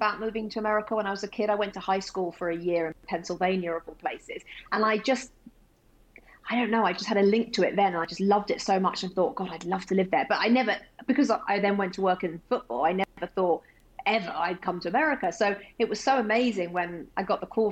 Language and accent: English; England, United Kingdom; now in United States; I'm English